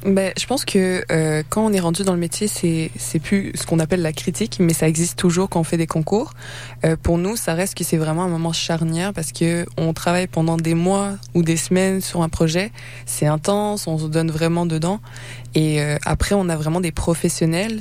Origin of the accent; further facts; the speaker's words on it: Quebec, Canada; même avec mon accent, ça reste que je suis née au Québec, j'ai passé ma vie ici